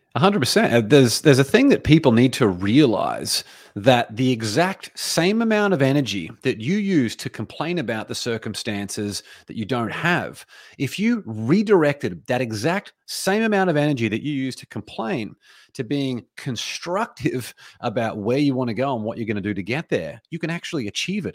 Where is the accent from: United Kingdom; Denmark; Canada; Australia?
Australia; now in United States; as an Australian, even though I live in America now